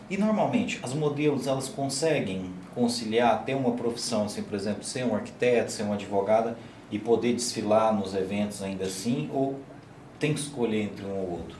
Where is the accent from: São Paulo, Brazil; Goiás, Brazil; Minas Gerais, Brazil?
Goiás, Brazil; Morrinhos; now in Caldas Novas, Brazil; A gente veio para Caldas Novas com essa esperança, a gente é lá de Morrinhos.